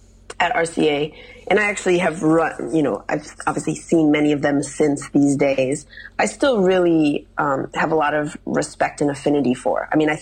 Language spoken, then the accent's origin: English; Midwest, United States; And like, I'm, you know, as I mentioned to you, I'm from the Midwest.